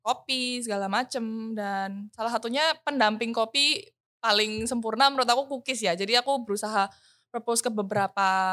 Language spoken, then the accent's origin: Indonesian; Surabaya, East Java, Indonesia; moved away as an adult; now in Jakarta, Indonesia; Aku kan orang Surabaya, hmm. terus aku well, as now I'm recording this, I'm in Jakarta